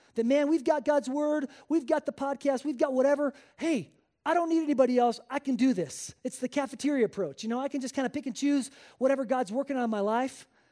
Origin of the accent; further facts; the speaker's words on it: Spain; moved away as an adult; I was born and raised in Spain. Uh, I spent the first eighteen years of my life there